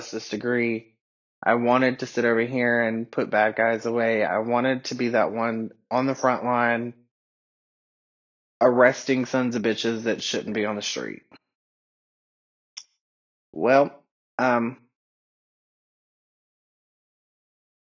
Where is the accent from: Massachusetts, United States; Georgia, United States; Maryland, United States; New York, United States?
Georgia, United States; Atlanta; first language English; now in Asheville, United States; I grew up in Atlanta